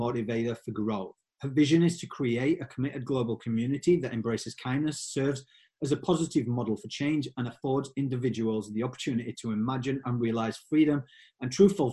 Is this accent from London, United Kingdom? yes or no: no; Yorkshire and the Humber, United Kingdom; accent: Yorkshire; my Yorkshire accent